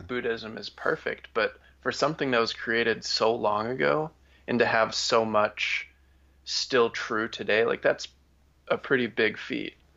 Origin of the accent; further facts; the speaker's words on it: Wisconsin, United States; my family has been Christian, and we grew up in Wisconsin.